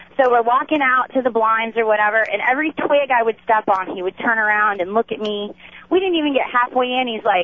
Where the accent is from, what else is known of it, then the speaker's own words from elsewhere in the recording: Upper Peninsula of Michigan, United States; now in Winter Haven, United States; I grew up in the Upper Peninsula of Michigan.